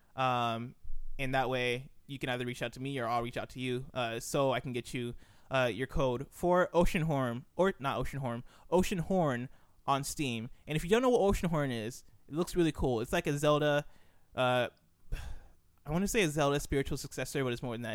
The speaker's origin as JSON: {"language": "English", "country": "United States", "tie": "born or raised there", "also_born_or_lived": "Nigeria", "said": "I was born and I, I've grown up in America. I lived in Nigeria for a couple years, uh, but I've lived for the most part, uh, in America"}